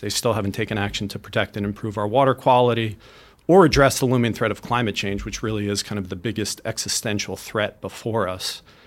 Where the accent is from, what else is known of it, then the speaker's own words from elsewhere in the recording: Mattituck, New York, United States; I was, uh, born and raised in Matatuck, and my wife Liz and I are blessed to be raising our daughters here